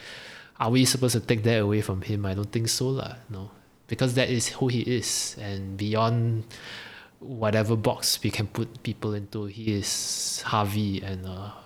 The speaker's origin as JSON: {"language": "English", "country": "Singapore", "tie": "born or raised there", "said": "I grew up in Singapore, I live in Singapore, you know, I identify as Singaporean."}